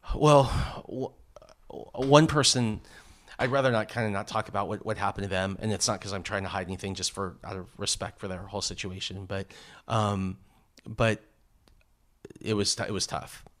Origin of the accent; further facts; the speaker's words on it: Los Angeles, California, United States; also born or lived in San Diego; I grew up in Southern, in Southern California, Los Angeles